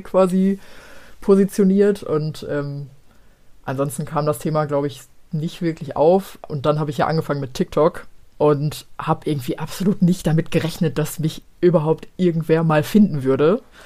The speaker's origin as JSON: {"language": "German", "town": "Gelsenkirchen", "region": "North Rhine-Westphalia", "country": "Germany", "moved": "yes", "said": "ich komme aus Gelsenkirchen ursprünglich"}